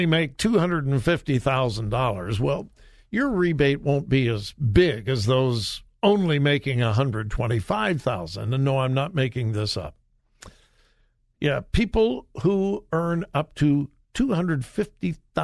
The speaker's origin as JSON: {"language": "English", "region": "California", "country": "United States", "tie": "born or raised there", "said": "I'm from California, born and raised in California"}